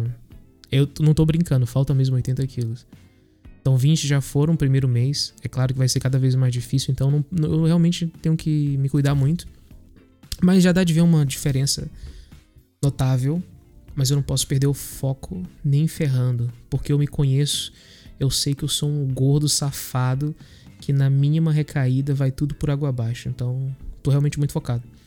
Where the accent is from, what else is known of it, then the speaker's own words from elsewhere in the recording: Northeast Region, Brazil; Eu sou nordestino.